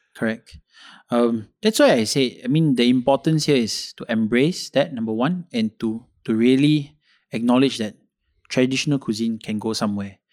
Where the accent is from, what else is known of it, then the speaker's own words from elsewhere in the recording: Malaysia; I should be speaking fluent Malay because I'm, I'm from Kebangsaan School